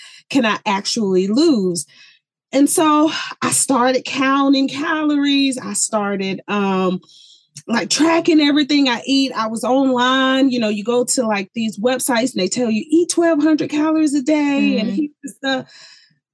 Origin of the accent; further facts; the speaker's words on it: the South, United States; moved away as an adult; also born or lived in Colorado; I was born and raised in the South